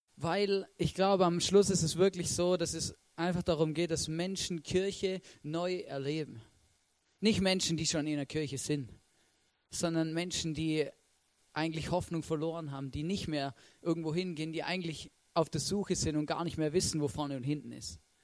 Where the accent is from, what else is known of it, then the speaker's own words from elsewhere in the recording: Swabia, Germany; ich bin ein Schwabe